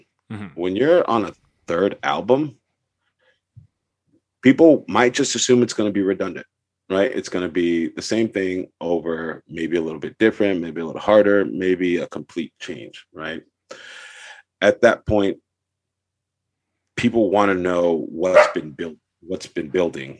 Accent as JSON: {"language": "English", "town": "Los Angeles", "region": "California", "country": "United States", "said": "I'm from San Pedro too"}